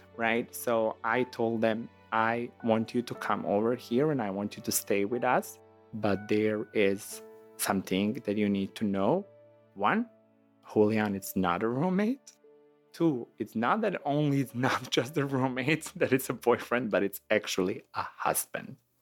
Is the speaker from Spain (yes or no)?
no; Montenegro; English is a second language; moved away as an adult; now in Chicago, United States; I'm from Montenegro